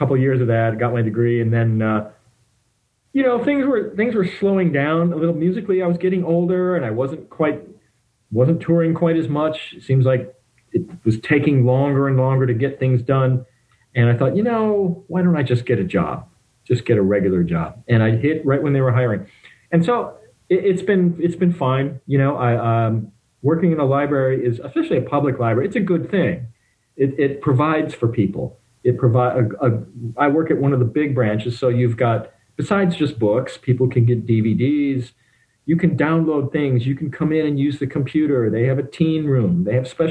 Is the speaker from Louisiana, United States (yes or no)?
no; Detroit, Michigan, United States; I grew up in the Detroit, Ann Arbor area